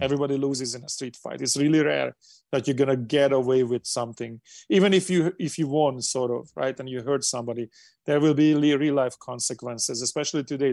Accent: Hungary; English is a second language; moved away as an adult; now in United States; coming to America and doing what I'm doing from low Hungary, when I didn't speak English, we didn't have passports, we couldn't go to the West

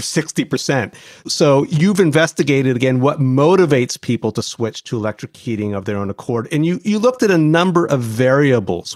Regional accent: Ohio, United States; I grew up in Ohio.

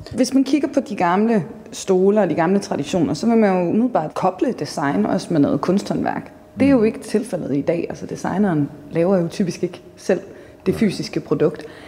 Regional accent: Jutland, Denmark; jeg er jo fra Jylland, så selvfølgelig har man reddet på hest

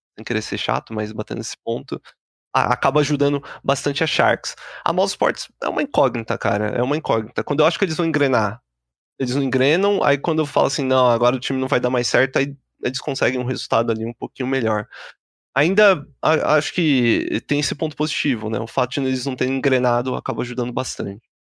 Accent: Brazil; a gente como bom brasileiro

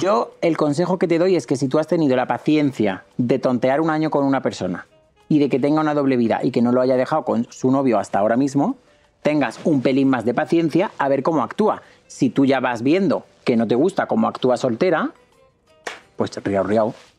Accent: Córdoba, Andalusia, Spain; es que soy de Córdoba

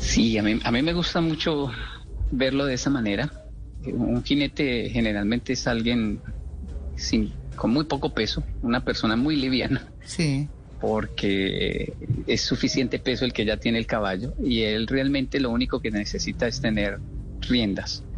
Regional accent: Colombia; moved away; yo crecí viendo en Latinoamérica donde decíamos wow es que tiene un carácter fuertísimo o como decimos en Colombia volado

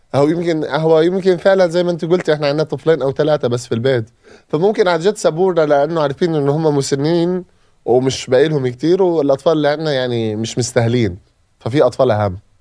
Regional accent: Gaza, Gaza Strip, Palestine; moved away as an adult; اي طفل من عندنا من غزه

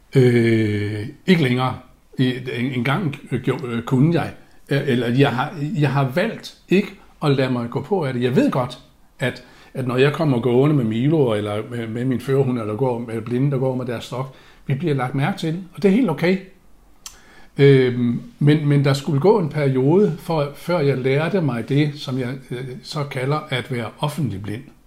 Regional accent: Aalborg, North Denmark Region, Denmark; moved away; jeg er opvokset i Aalborg

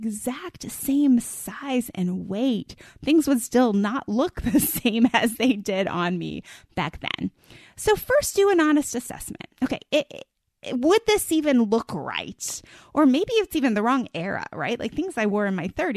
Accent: East Coast, United States; now in Texas, United States; I grew up on the East Coast

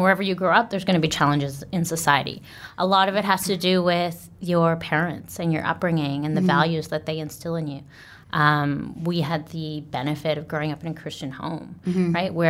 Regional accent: Mississauga, Ontario, Canada; moved away as an adult; also born or lived in China; now in South Korea; born with a British passport, mm-hmm. but obviously born in Canada, born and raised in Canada.

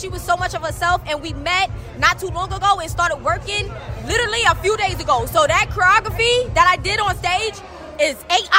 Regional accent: New York City, New York, United States; I felt like I had to do it for my hometown. I had to do it for Brooklyn.

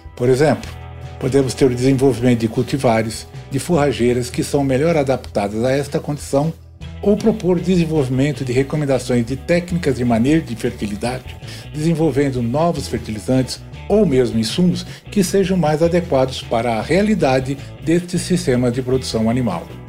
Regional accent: São Paulo, Brazil; also born or lived in Piracicaba; Eu sou da Moca

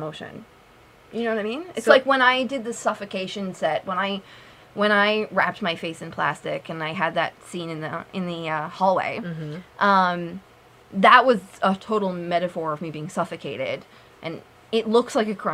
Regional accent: Newfoundland and Labrador, Canada; moved away as an adult; I'm from Newfoundland.

